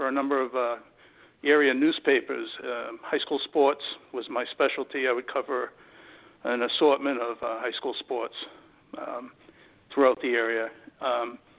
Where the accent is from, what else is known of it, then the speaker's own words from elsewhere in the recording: Massachusetts, United States; I grew up in Massachusetts entirely